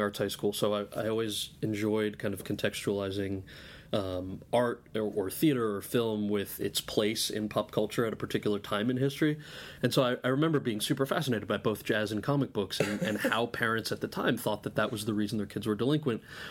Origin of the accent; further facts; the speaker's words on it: New Jersey, United States; I was born and raised in New Jersey.